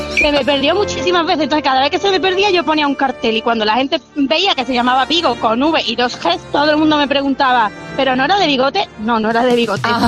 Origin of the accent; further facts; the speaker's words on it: Cuba; moved away; yo nací en Cuba hace muchos años